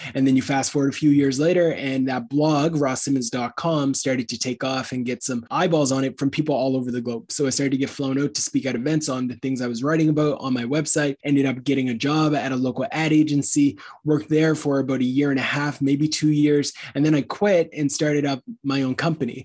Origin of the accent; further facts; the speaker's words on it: Canada; as a Canadian